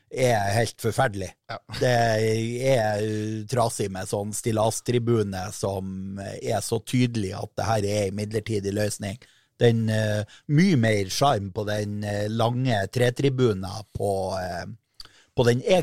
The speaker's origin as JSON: {"language": "Norwegian", "town": "Mo i Rana", "region": "Nordland", "country": "Norway", "said": "hjemme i Mo i Rana."}